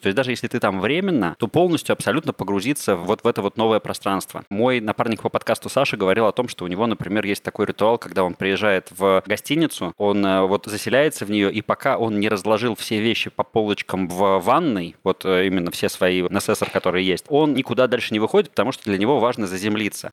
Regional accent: Saint Petersburg, Russia; moved away as an adult; now in Bali, Indonesia; Я вообще из Питера, как и ты

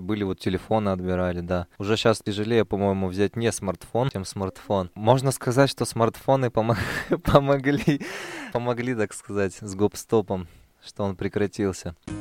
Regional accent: Oskemen, East Kazakhstan Region, Kazakhstan; now in Pavlodar, Kazakhstan; Я вырос в Каменогорске, там, в поселке

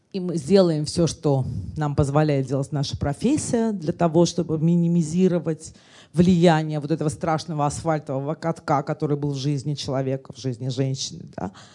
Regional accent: Russia; я этническая армянка и говорю, мы русские, но я русская

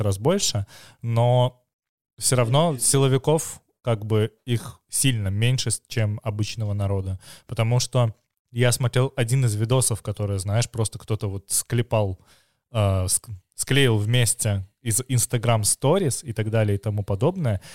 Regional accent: Belarus; я как типичный белорус

